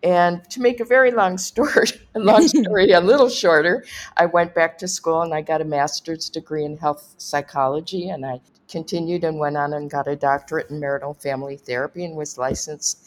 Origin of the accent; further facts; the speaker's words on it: Los Angeles, California, United States; I grew up in Los Angeles